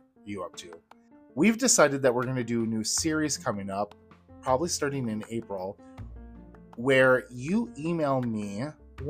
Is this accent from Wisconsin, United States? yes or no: yes; Wisconsin, United States; I grew up in Wisconsin